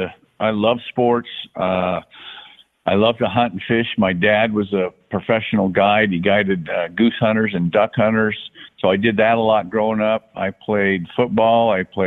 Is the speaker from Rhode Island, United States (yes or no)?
no; Brigham City, Utah, United States; Well, I grew up in Brigham City, Utah, which is a very small town in northern Utah, north Salt Lake. It's more of a farming community, ranching community.